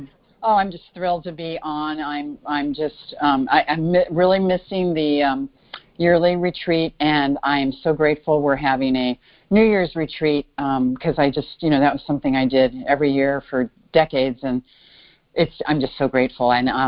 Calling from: Bay Area, California, United States; Actually, I'm calling from Chicago, normally from the Bay Area.

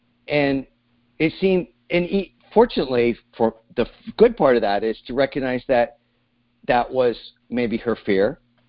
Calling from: Sausalito, California, United States; I'm calling from Sausalito, California.

